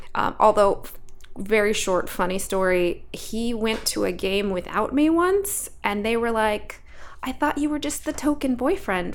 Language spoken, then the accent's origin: English; Alaska, United States; I grew up in Alaska